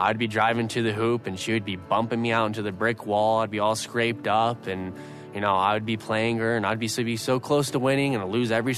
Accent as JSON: {"language": "English", "region": "Idaho", "country": "United States", "tie": "born or raised there", "said": "Growing up in Idaho, I was surrounded by a bunch of family"}